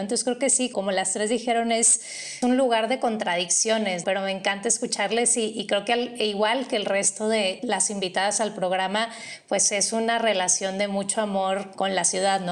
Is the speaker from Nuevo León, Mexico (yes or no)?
yes; Monterrey, Nuevo León, Mexico; now in Mexico City, Mexico; yo vengo de Monterrey